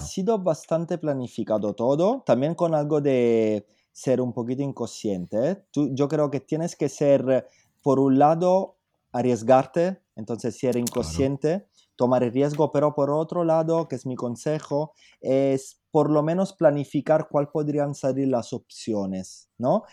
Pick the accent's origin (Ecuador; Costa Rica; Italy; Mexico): Italy; Southern Italy; Spanish is a second language; also born or lived in Paris / London; now in Spain; yo soy italiano, lógicamente soy del sur de Italia y como los italianos del sur tenemos una pasión por la cocina increíble